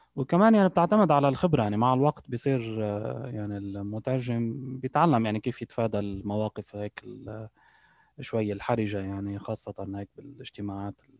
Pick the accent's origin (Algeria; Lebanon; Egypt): Lebanon; born or raised there; moved away as an adult; also born or lived in United Arab Emirates; now in Canada